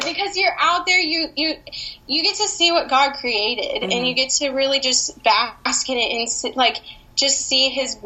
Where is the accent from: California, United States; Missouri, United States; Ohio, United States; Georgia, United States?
Missouri, United States; Branson; I'm from Branson, Missouri